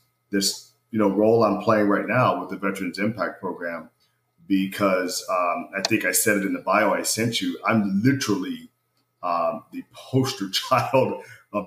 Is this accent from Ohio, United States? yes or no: yes; Ohio, United States; I was born and raised in the great state of Ohio.